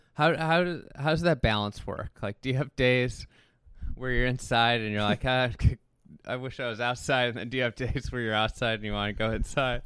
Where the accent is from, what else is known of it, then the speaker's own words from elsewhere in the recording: Chicago, Illinois, United States; We're from Chicago